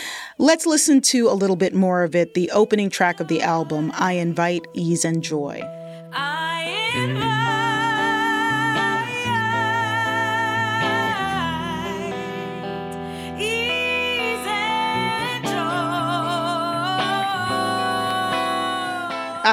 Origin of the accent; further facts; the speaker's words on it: United States; I was conceived in Zambia. I was born in the U.S., but conceived in Zambia